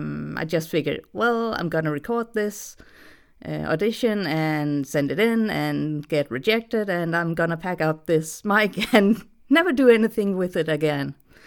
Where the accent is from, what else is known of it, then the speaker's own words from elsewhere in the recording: Denmark; English is a second language; I'm from Denmark, so I have a slightly weird accent.